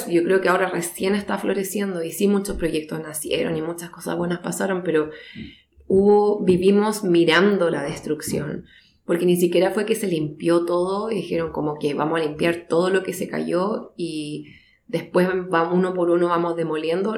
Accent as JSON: {"language": "Spanish", "country": "Chile", "also_born_or_lived": "Mendoza, Argentina", "moved": "as an adult", "lives_now": "Christchurch, New Zealand", "said": "siendo chilena"}